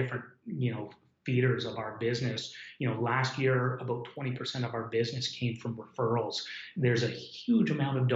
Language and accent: English; Hamilton, Ontario, Canada; also born or lived in Dundas, Ontario; I grew up in Hamilton or Dundas.